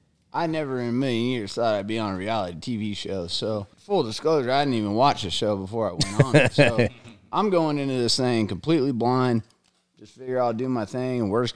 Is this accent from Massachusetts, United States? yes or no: no; Tracy, California, United States; moved away as an adult; now in Sacramento, United States; I'm actually originally from Tracy, but been out in Sacramento for like 10 years